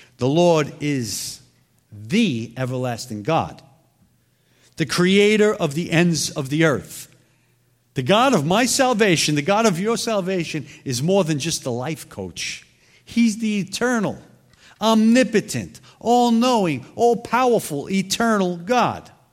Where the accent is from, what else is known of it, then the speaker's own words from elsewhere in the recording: New York City, New York, United States; moved away; I'm originally from Brooklyn